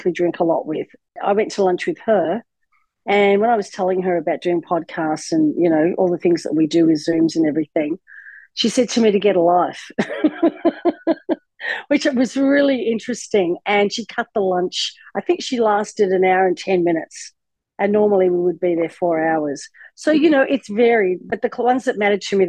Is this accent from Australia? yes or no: yes; Australia; moved away as an adult; also born or lived in United States; I relocated from America back to Australia, and I'd been in America 20 odd years